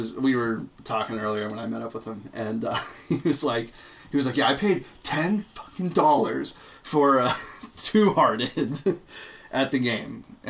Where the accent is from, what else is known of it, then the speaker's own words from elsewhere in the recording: Chicago, Illinois, United States; I'm from Chicago.